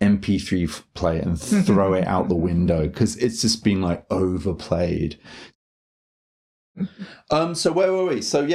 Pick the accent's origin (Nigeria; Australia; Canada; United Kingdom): United Kingdom; England; now in Japan; like English people, we can have like this kind of naughty schoolboy in us.